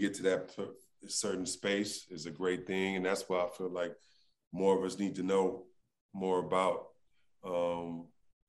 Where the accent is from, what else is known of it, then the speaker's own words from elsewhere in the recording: Los Angeles, California, United States; I come from South Central